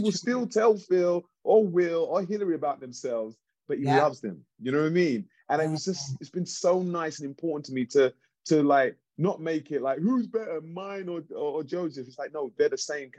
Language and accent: English; London, United Kingdom; moved away as an adult; now in Los Angeles, United States; growing up in East London